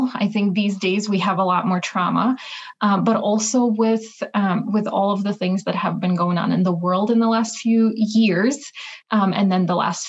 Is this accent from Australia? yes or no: no; Ukraine; moved away as an adult; now in Minnesota, United States; So I was born in Soviet Ukraine, still while it was Soviet Union. I started going to school when Ukraine became its sovereign independent country in 1991.